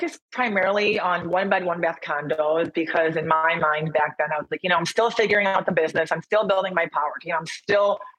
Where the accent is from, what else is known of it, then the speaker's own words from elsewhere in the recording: Michigan, United States; moved away as an adult; also born or lived in Chicago / San Diego; now in Austin, United States; I'm actually from Michigan